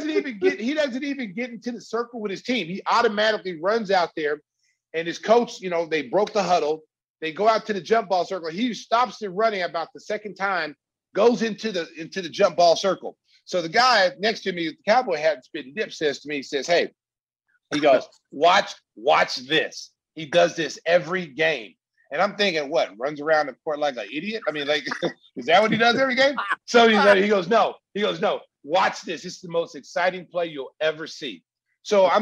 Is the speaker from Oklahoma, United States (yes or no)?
yes; Lawton, Oklahoma, United States; moved away; I'm from Oklahoma originally.